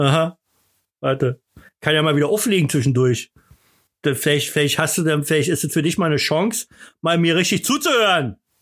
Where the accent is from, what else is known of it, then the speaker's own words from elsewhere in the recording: Berlin, Germany; bei uns in Berlin